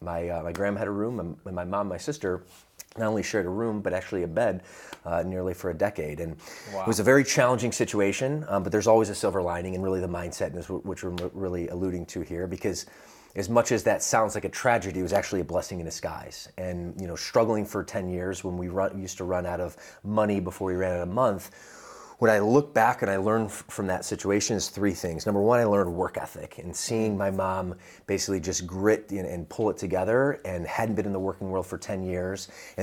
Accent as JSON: {"language": "English", "town": "Atlanta", "region": "Georgia", "country": "United States", "tie": "born or raised there", "also_born_or_lived": "Midwest", "accent": "Southern", "said": "So originally, I like to say I'm from the Midwest, and that has impacted my fitness journey. But really, the first 10 years of my life, I was grew up in the South. And when I say the South, the suburb of Atlanta, Georgia"}